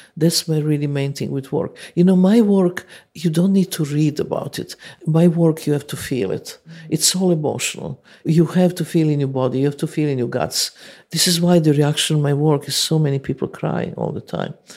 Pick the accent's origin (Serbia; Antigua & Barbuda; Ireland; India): Serbia; English is a second language; moved away as an adult